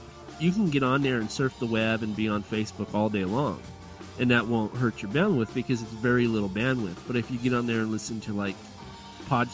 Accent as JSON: {"language": "English", "country": "United States", "said": "as an American"}